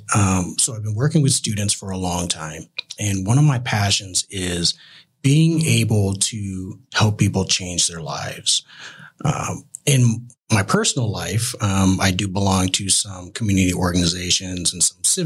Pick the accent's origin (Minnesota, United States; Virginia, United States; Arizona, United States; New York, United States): Arizona, United States; Tucson; also born or lived in California; now in Phoenix, United States; Growing up in Tucson, a little smaller town than Phoenix, but very close knit. A very family oriented community that I grew up in.